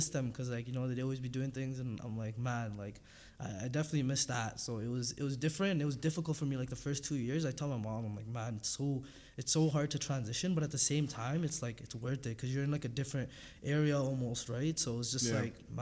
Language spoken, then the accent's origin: English; Toronto, Ontario, Canada; moved away as an adult; also born or lived in North Bay, Ontario; we're from Scarborough, and it's a different language